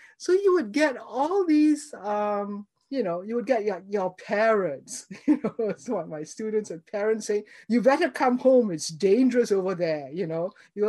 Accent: Singapore; moved away as an adult; also born or lived in Cambridge / Michigan; I grew up in Singapore. My family was, you know, originally from China, but we had been there in Singapore and Malaysia for four generations. So I'm actually a very old Singaporean.

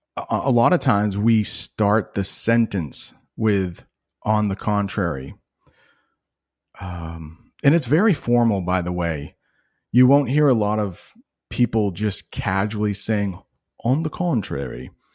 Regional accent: United States; I'm an American guy

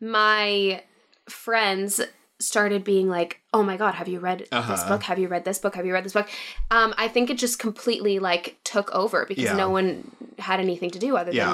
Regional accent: Columbia, Maryland, United States; I am from Columbia, Maryland.

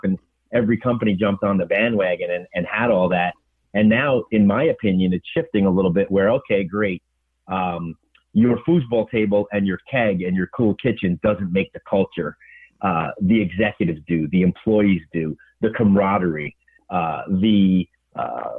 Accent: Lawrence, New York, United States; I grew up in Long Island. In a town called Lawrence, better known as the Five Towns in Nassau County.

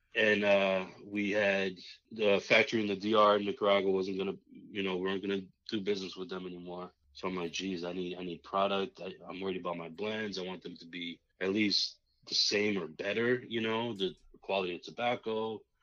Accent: United States; also born or lived in Massachusetts; I grew up in New York and Massachusetts area.

